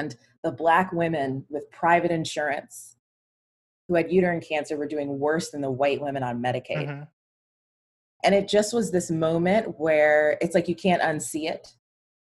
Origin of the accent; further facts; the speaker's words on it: Atlanta, Georgia, United States; moved away as an adult; now in Seattle, United States; I am originally from Atlanta, and that's where I grew up